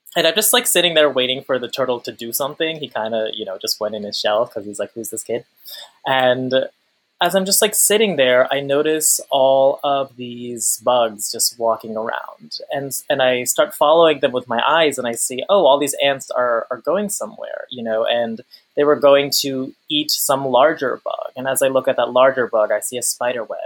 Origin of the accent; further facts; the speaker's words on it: Long Island, New York, United States; I'm the child of immigrants from Pakistan. I'm from Long Island